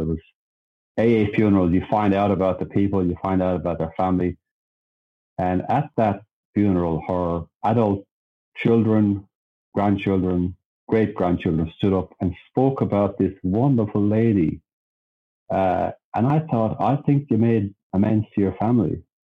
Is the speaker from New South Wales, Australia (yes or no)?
yes; Sydney, New South Wales, Australia; we moved across Sydney. So I was from the Southern Shire, right down the bottom, and I went across to the other side.